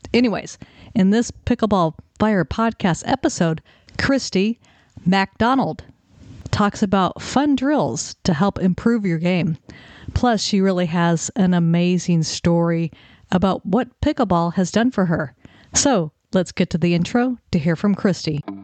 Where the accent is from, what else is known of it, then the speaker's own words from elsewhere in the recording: Redondo Beach, California, United States; I grew up in Southern California. In fact, when we were talking at Oxford, we both discovered we were both born in Redondo Beach